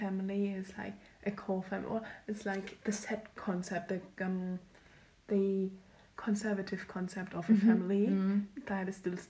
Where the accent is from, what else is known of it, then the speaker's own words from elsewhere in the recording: Germany; I've been growing up in Germany